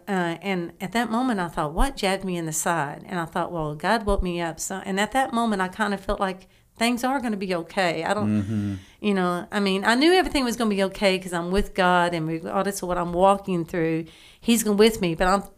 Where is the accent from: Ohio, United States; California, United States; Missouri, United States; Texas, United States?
Texas, United States; Garrison; I actually only really remember going to First Baptist Church growing up in Garrison, Texas.